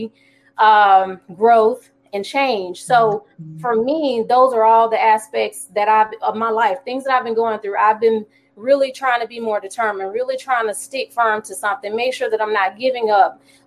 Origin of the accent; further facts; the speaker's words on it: Alabama, United States; moved away as an adult; now in Jacksonville, United States; I'm from Alabama, here in Jacksonville, due to the Navy